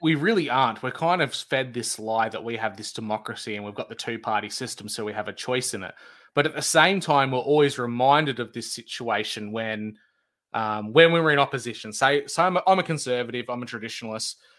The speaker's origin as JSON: {"language": "English", "country": "Australia"}